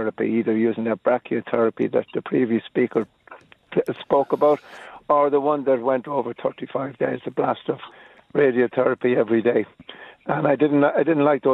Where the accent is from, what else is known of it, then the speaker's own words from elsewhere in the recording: Clonmel, Munster, Ireland; now in Dublin, Ireland; Originally from Clonmel